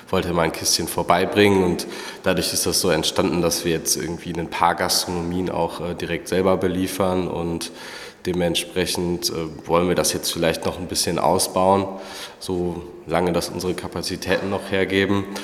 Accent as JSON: {"language": "German", "region": "North Rhine-Westphalia", "country": "Germany", "said": "Und wir kommen auch beide ursprünglich aus äh, Pilzgebieten. Also ich komme vom Äquator, aus dem Bergischen. Da gibt es eine Brauerei, die braut Pilz und Kölsch in einer Brauerei."}